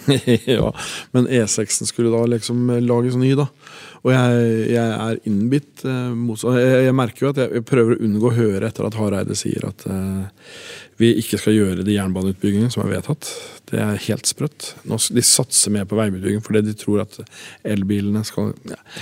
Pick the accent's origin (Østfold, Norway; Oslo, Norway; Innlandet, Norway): Innlandet, Norway; Tangen; born or raised there